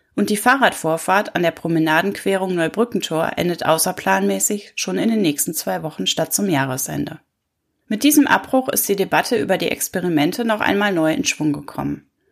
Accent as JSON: {"language": "German", "region": "Rhineland", "country": "Germany", "tie": "born or raised there", "said": "Als gebürtige Rheinländerin"}